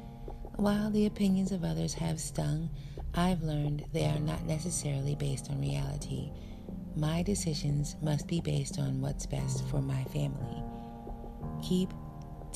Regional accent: United States; American-born African

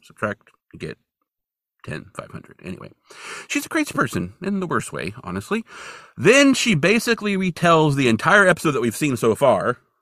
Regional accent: Hamburg, California, United States; moved away; also born or lived in Bozeman, Montana; my hometown of Hamburg, California

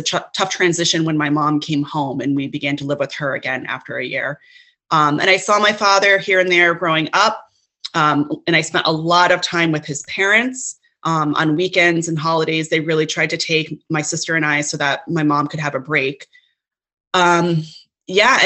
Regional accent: Connecticut, United States; also born or lived in Brooklyn, New York; now in Cape Cod, United States; I was born in Connecticut.

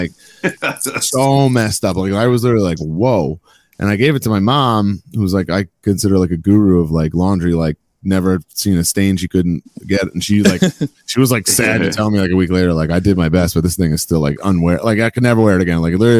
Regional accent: New York, United States; born or raised there

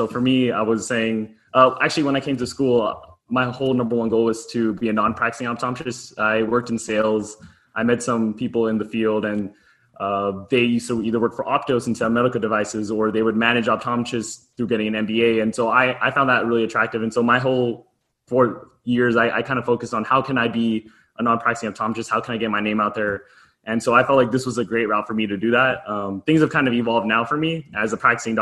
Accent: Southern California, United States; also born or lived in Arizona; I'm born and raised in Southern California

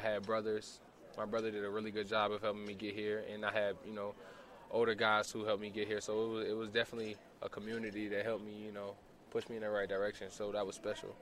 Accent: Columbia, South Carolina, United States; also born or lived in Charleston, South Carolina / Goose Creek, South Carolina; now in Salt Lake City, United States; I was born in Charleston, grew up in Columbia, South Carolina

